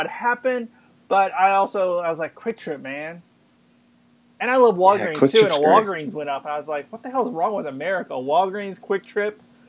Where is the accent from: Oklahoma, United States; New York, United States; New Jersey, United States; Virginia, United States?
Oklahoma, United States; Oklahoma City; also born or lived in St. Louis; I'm from Oklahoma City